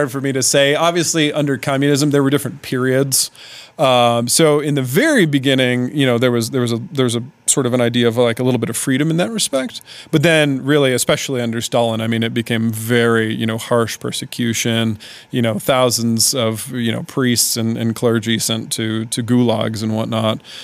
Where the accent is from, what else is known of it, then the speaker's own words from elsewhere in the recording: Indianapolis, Indiana, United States; moved away as an adult; now in Svitlovodsk, Ukraine; my basically home city of Indianapolis